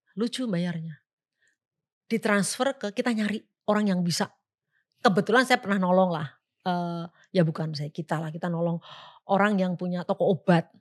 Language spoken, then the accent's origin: Indonesian; Java, Indonesia; Kita orang Jawa